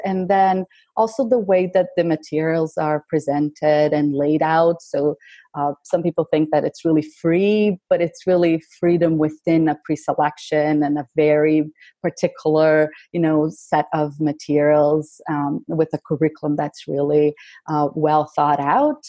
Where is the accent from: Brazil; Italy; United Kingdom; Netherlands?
Brazil; moved away as an adult; I grew up in Brazil